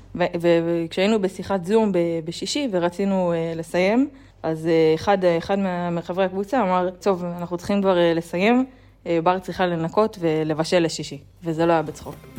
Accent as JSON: {"language": "Hebrew", "town": "Sderot", "region": "Southern District", "country": "Israel", "said": "אני משדרות"}